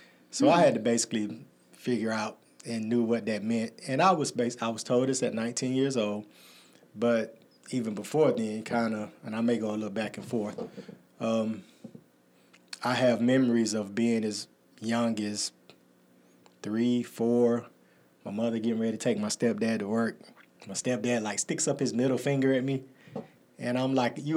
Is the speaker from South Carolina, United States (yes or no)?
yes; Greer, South Carolina, United States; also born or lived in Taylors, South Carolina; I am from Greer, South Carolina, Moore Taylors. My family grew up around the Hawkins Hill area in Taylors. But being in Greer, between Greer and Taylors, all of my life